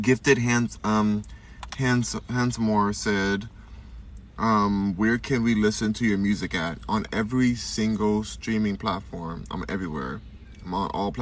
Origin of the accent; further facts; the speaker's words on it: Los Angeles, California, United States; I'm from Los Angeles